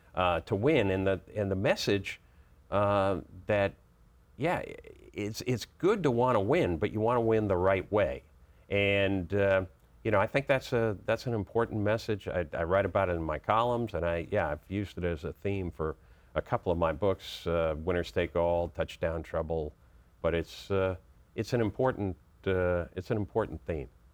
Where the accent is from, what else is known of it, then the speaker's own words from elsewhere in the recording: Boston, Massachusetts, United States; moved away as an adult; now in Washington, D.C., United States; I grew up in Boston, and so I was a huge Red Sox fan for years and Celtics fan